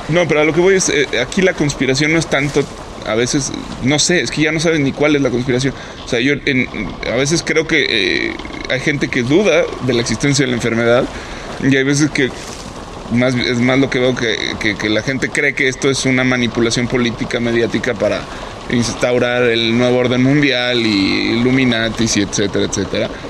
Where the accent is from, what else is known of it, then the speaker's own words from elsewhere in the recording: Mexico; nosotros como mexicanos